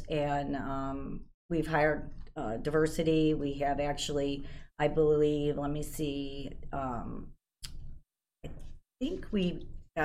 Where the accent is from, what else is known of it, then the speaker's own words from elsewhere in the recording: Aurora, United States; Born and raised in Aurora. So were my parents. So I've lived in Aurora my whole life.